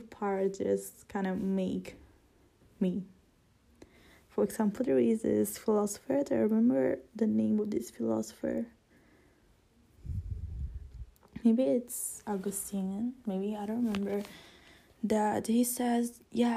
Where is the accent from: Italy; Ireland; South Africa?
Italy; English is a second language; I'm not English. I'm Italian